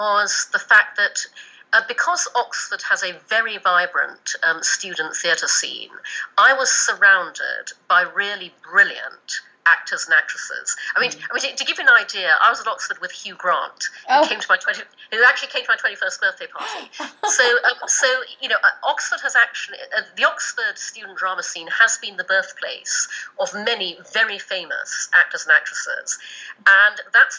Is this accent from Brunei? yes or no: yes; Brunei; also born or lived in United Kingdom; I was born in the UK, but when I was 6, we moved to Brunei in Borneo, and so I grew up in Asia. But I went back to the UK to go to school and to university.